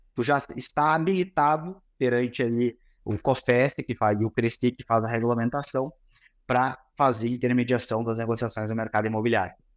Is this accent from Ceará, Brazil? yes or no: no; Santa Maria, Rio Grande do Sul, Brazil; a gente é de Santa Maria, ambos, né, Davidson? somos Santa Maria